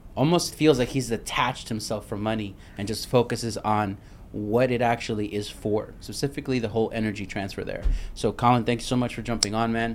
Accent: New York City, New York, United States; moved away; I'm from Brooklyn

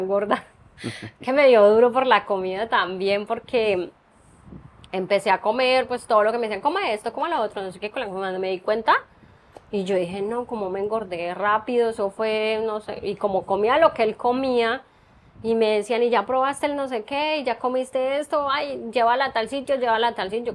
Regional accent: Colombia; moved away as an adult; toda la vida viví en Colombia

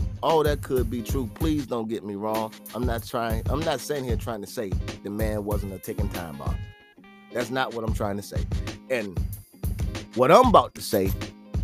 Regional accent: Virginia, United States; not where I'm from, but in the state that I live in. I'm from Virginia.

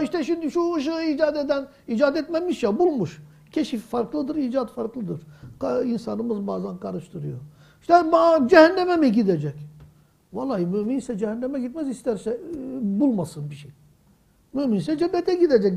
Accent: Mardin, Turkey; 58 yılına kadar ben o caminin kapısında 8 yaşındaydım. Dayımın evi o yol üzerindeydi.

